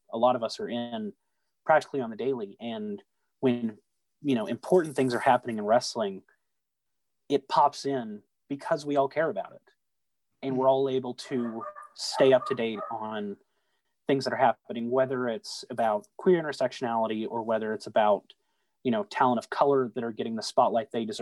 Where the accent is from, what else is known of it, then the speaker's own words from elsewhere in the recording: Southeast Texas, United States; growing up in Southeast Texas